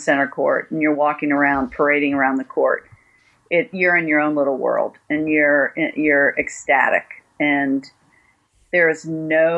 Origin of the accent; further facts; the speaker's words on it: United States; I'm American